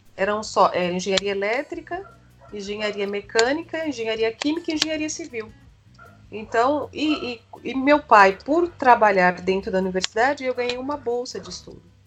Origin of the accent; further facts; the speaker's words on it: São Paulo, Brazil; Eu nasci em São Paulo, capital, hum. na zona norte de São Paulo, e hum. fiquei morando aqui até na casa dos meus 32 anos.